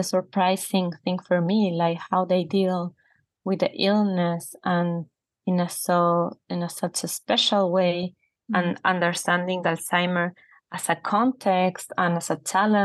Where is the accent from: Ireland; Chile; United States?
Chile; I grew up seeing in Chilean television Augusto programs